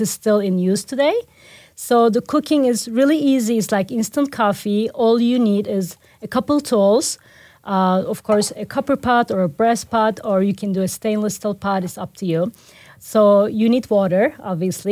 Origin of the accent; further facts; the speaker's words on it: Turkey; moved away as an adult; the awareness for my home country was very low.